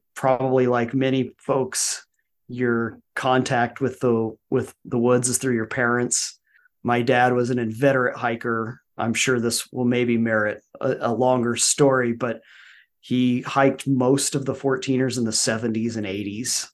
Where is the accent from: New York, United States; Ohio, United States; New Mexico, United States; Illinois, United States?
New Mexico, United States; Albuquerque; also born or lived in Colorado; now in Oklahoma, United States; I grew up in the great state of New Mexico in Albuquerque